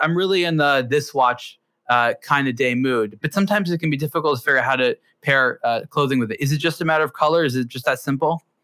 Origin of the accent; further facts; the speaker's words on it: California, United States; growing up in California